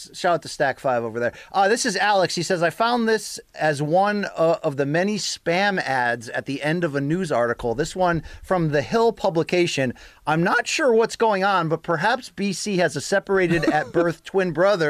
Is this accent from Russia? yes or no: yes; Russia; now in Philadelphia, United States; I might be the only Russian fan this show has. … I was born and raised in Russia, but I've been in the U.S. for 10 years. I live in Philly.